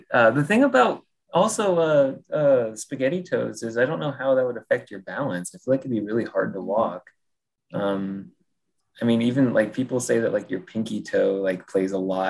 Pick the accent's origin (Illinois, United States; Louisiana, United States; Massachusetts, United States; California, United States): Illinois, United States; Galesburg; now in Austin, United States; I'm from Chicago area because nobody knows where Galesburg is